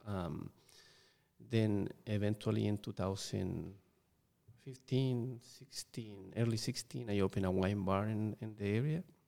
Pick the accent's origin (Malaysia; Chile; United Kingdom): Chile; English is a second language; moved away; growing up in Chile, where I, am originally from